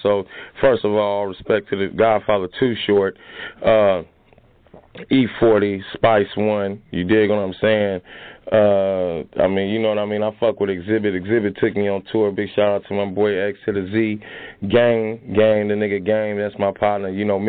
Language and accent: English; San Francisco, California, United States; I'm from the Fillmore District, the Western Edition in San Francisco, California.